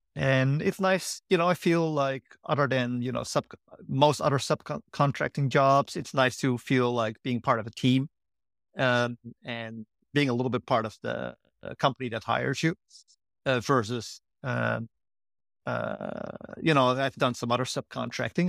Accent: Netherlands; moved away as an adult; also born or lived in Durham / Berkeley; now in San Francisco, United States; I grew up in the Netherlands

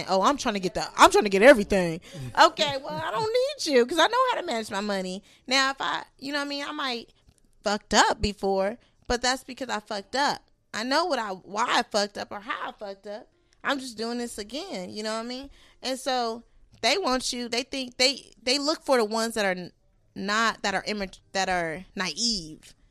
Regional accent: West Coast, United States; I'm I'm from West Coast. I already know the game. It's in my blood, okay?

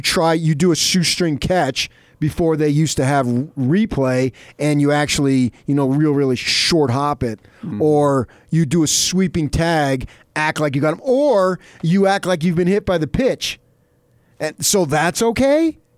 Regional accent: New Jersey, United States; moved away; I grew up in Jersey.

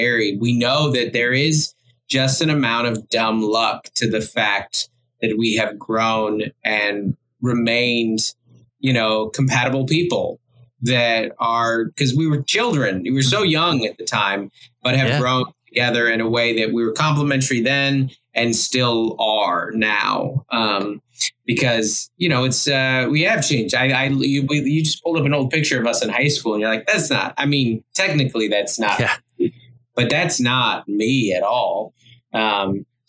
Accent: Federal Way, Washington, United States; moved away as an adult; now in San Diego, United States; I was raised in South Seattle area, Federal Way Tacomas

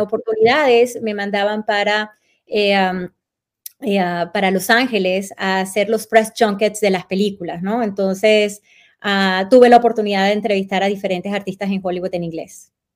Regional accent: Anaco, Anzoátegui, Venezuela; moved away as an adult; also born or lived in Caracas, Venezuela; now in Arizona, United States; yo nací en Caracas, eh, Venezuela, pero la realidad es que yo me crié en un pueblito petrolero en el estado de Anzuategui llamado Anaco.

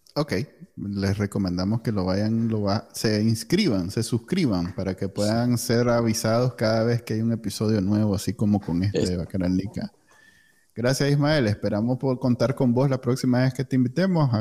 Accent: Nicaragua; moved away

